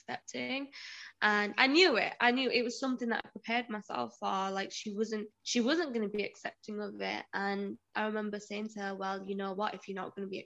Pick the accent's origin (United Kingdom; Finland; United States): United Kingdom; Huddersfield, Yorkshire and the Humber; accent: southern; moved away as an adult; also born or lived in Liverpool; So I was in Huddersfield, so that's where my family are, and I was based in Liverpool for my job.